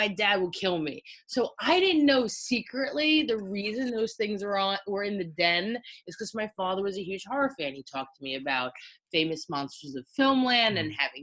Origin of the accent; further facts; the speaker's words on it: New Jersey, United States; also born or lived in New York City; I'm from New Jersey